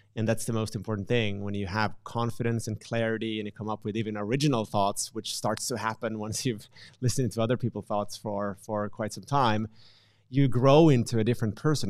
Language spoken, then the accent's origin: English; Finland; I'm from Finland